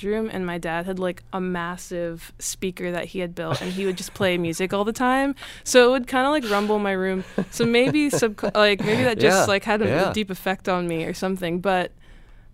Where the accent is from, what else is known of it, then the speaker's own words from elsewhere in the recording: Florida, United States; moved away as an adult; now in New York, United States; growing up in Florida, I didn't really have a community.